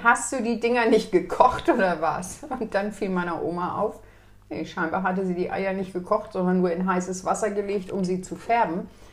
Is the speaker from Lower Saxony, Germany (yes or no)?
yes; Lower Saxony, Germany; meine Heimat ist nicht Sachsen, sondern Niedersachsen.